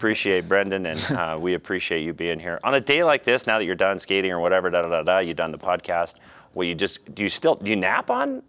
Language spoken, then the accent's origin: English; Cody, Wyoming, United States; Since I'm from Wyoming.